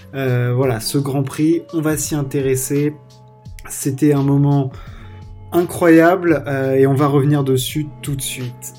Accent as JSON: {"language": "French", "country": "France", "said": "on est français"}